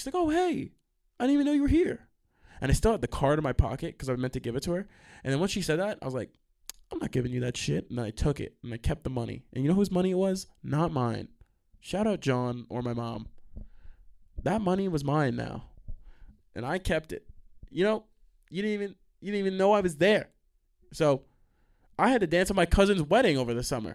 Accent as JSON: {"language": "English", "region": "New York", "country": "United States", "said": "I'm from New York"}